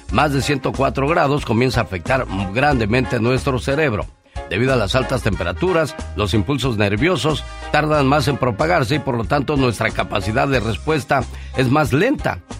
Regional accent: Guerrero, Mexico; Yo soy del estado de Guerrero, Carol.

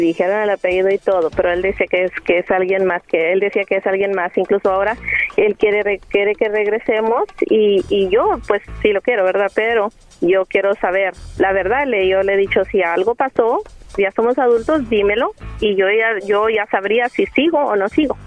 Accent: Coahuila, Mexico; now in San Antonio, United States; Yo soy de Coahuila, pero vivo aquí en San Antonio, Texas

